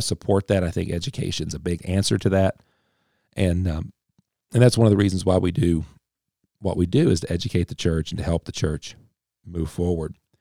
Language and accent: English; Appalachia, United States; I'm, I'm Appalachian. I'm very, very Appalachian. So, uh, through and through